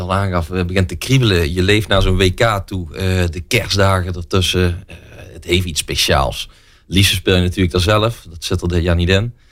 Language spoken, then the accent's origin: Dutch; Venlo, Limburg, Netherlands; also born or lived in Eindhoven; Ik eh, kom uit Venlo. Ik woon in Venlo in ieder geval. Ik ben in Eindhoven geboren. Eh, zes jaar van mijn leven gewoond. En eh, sindsdien eh, naar Venlo En daar woon ik nog steeds